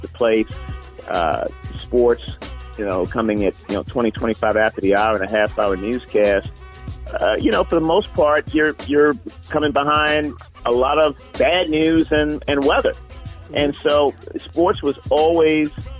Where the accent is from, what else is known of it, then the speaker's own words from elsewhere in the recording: Baltimore, Maryland, United States; growing up in Baltimore, Maryland, my folks